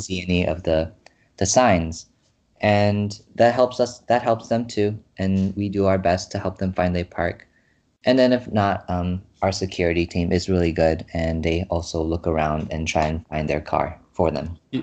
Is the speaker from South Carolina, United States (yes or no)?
no; San Jose, California, United States; I'm from California, San Jose